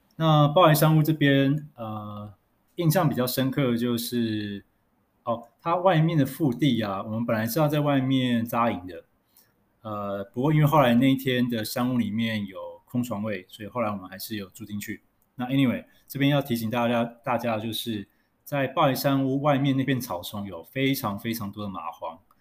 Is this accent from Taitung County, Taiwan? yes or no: no; Taipei, Taiwan; 因为我是台北人